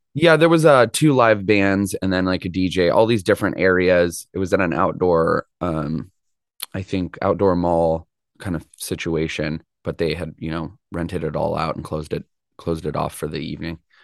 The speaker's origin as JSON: {"language": "English", "town": "Mill Valley", "region": "California", "country": "United States", "tie": "born or raised there", "said": "Mill Valley is my hometown"}